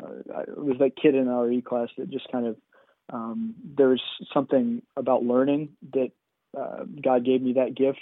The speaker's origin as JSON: {"language": "English", "town": "College Station", "region": "Texas", "country": "United States", "tie": "born or raised there", "also_born_or_lived": "Minnesota", "said": "I grew up there in College Station. We moved back to Bryan College Station when I was about 4 years old"}